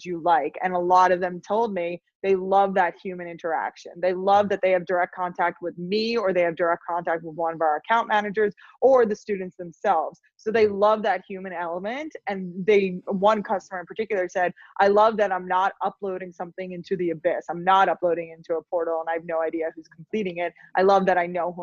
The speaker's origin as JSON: {"language": "English", "area": "Long Island", "region": "New York", "country": "United States", "tie": "born or raised there", "also_born_or_lived": "Los Angeles, United States", "said": "I grew up on Long Island"}